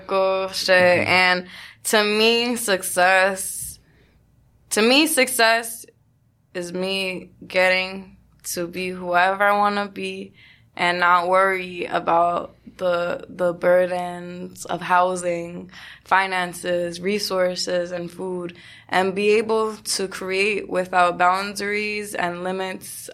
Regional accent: New York City, New York, United States; being born and raised in New York

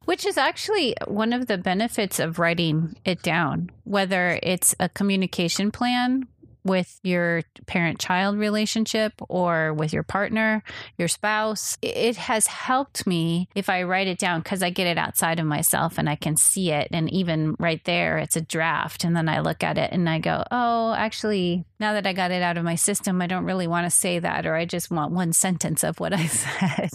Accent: Minneapolis, Minnesota, United States; now in Pasadena, United States; I grew up in Minnesota in the Twin Cities

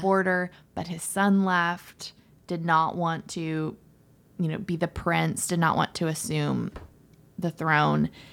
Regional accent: Florida, United States; I'm from Florida

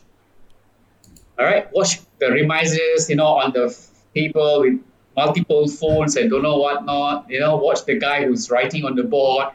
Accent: Tampin, Negeri Sembilan, Malaysia; moved away; I'm from Tampin, in Sembilan. It's a small town.

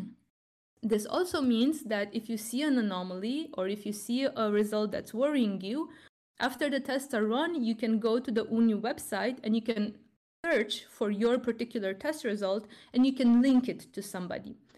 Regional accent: Romania; Romania, my home country

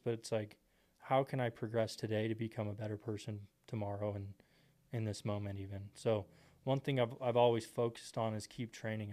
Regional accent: Temple, Texas, United States; I grew up in Texas, Temple, Texas

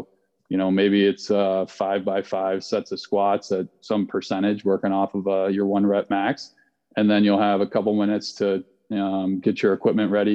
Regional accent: Vail, Colorado, United States; I grew up in Vail, Colorado

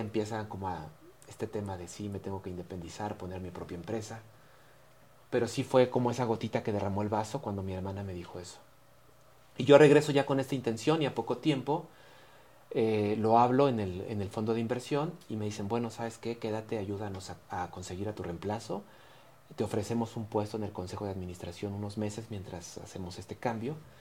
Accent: Mexico; como mexicanos

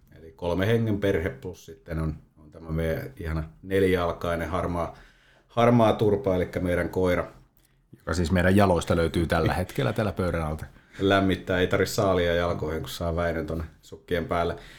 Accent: Toijala, Pirkanmaa, Finland; moved away as an adult; now in Valkeakoski, Finland; Mä oon Toijalasta. Toijalasta kotosi, että sieltä 12-vuotiaana siirtynyt sitten Valkeakoskelle jalkapallon pariin

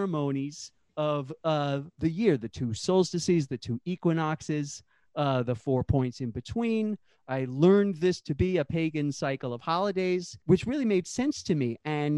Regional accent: New York City, New York, United States; also born or lived in San Francisco; When I returned to my hometown of Brooklyn in 1993 from a few sort of misspent youth years in San Francisco

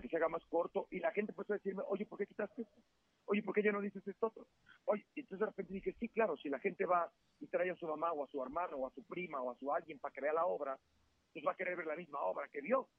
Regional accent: Mexico; soy mexicano

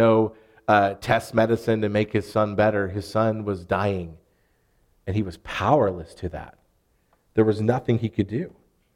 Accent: Arkansas, United States; what's the plural word for you for us Arkansans? Y'all

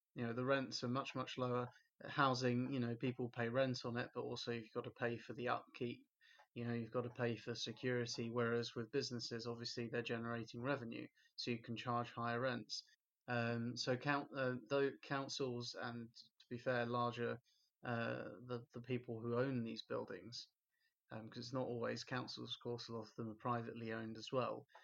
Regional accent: Stevenage, East of England, United Kingdom; in my hometown in Stevenage

